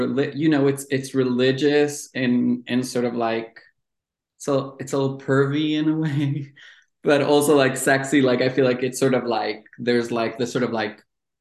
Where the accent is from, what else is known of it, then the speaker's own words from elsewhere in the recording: Jerusalem, Jerusalem District, Israel; moved away; I was born and raised in Jerusalem